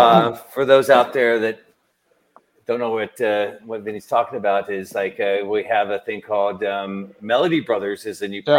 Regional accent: Tennessee, United States; I grew up in Tennessee.

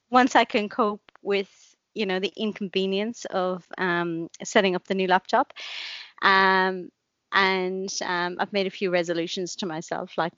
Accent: Blarney, Munster, Ireland; also born or lived in Cork; I grew up in Blarney, which is in the country. She thought she was doing a great thing, sending me into the city to school

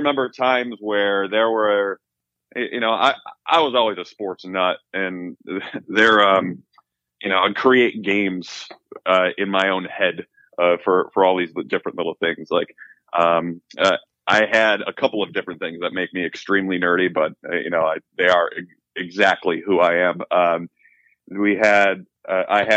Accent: Lakeview, New York, United States; also born or lived in Buffalo, New York / Cheektowaga, New York; I was born right in Buffalo. When I was like a baby, I lived in Cheektowaga for all of 2 years. And then my family moved out to the South Towns, and I grew up in Lakeview, New York

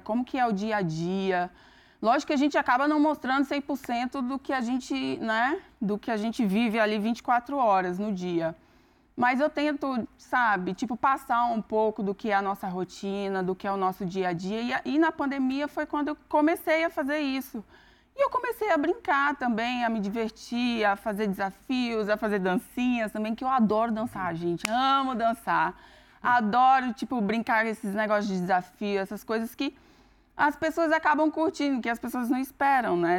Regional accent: Northeast Region, Brazil; now in Campinas, Brazil; eu sou do Nordeste

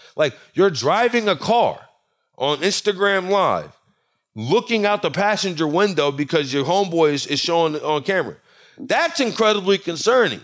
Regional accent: Louisiana, United States; I'm from Louisiana, and I'm from country Louisiana

